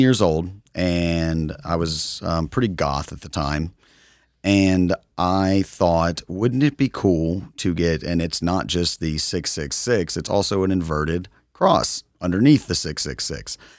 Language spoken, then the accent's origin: English; United States; as an American